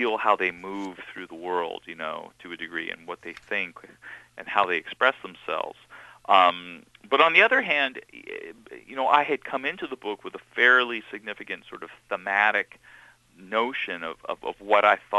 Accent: Seattle, Washington, United States; also born or lived in New York; my real experience of growing up as a Jewish kid in Seattle

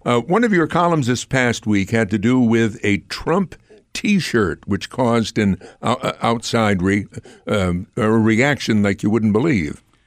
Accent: Amsterdam, New York, United States; I'm from Amsterdam

